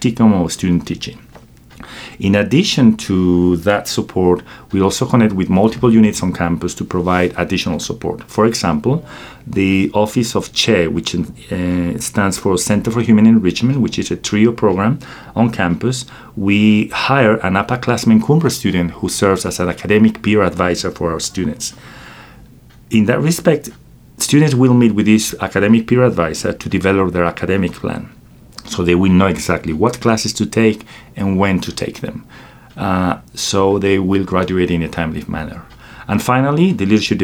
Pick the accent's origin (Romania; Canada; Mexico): Mexico; Querétaro; moved away as an adult; now in United States; I was born and raised in Mexico, in a place called Querétaro, Central Mexico, and I came to the United States in 2006